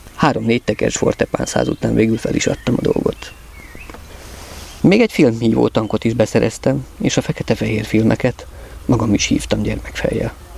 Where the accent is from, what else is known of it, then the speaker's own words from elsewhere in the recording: Budapest, Hungary; itt lent a földön Budapesten kiderült, csípőficamban születtem